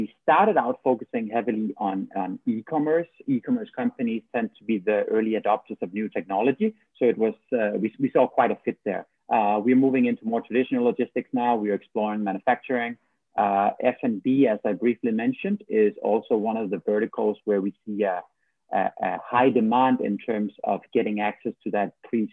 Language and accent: English; Odense, Southern Denmark, Denmark; now in Bangkok, Thailand; I am from Denmark, right. from a city called Odense, to be exact